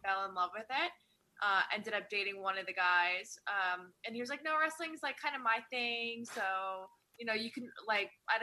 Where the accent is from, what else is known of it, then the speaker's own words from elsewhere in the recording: Poughkeepsie, New York, United States; moved away as an adult; I was raised Poughkeepsie until I was like 20 years old